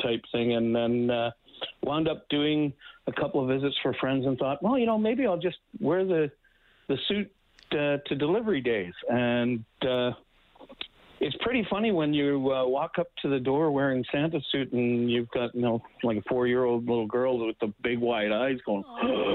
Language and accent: English; Winnipeg, Manitoba, Canada; moved away as an adult; now in Edmonton, Canada; I grew up in Winnipeg